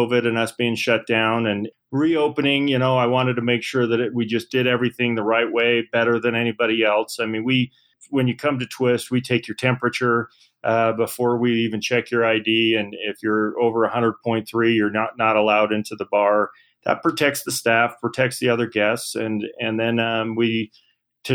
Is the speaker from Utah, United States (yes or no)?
yes; Salt Lake City, Utah, United States; born and raised here in Salt Lake City. I grew up in Sugar House